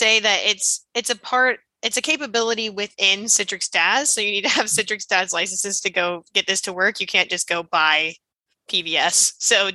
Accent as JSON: {"language": "English", "region": "Central Illinois", "country": "United States", "tie": "born or raised there", "said": "I grew up in Central Illinois"}